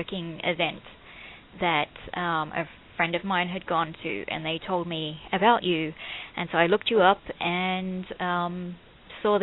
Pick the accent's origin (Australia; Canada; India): Australia; accent: Australian; moved away; I was born and raised in Australia.